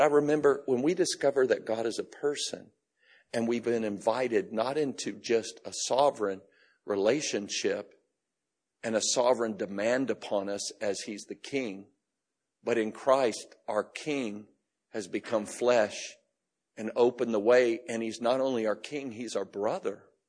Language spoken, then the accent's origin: English; Florida, United States; I grew up in Florida